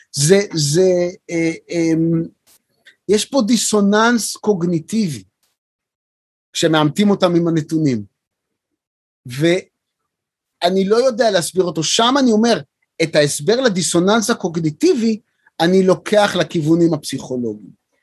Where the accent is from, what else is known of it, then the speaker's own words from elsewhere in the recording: Beersheba, Southern District, Israel; שגדלתי בבאר שבע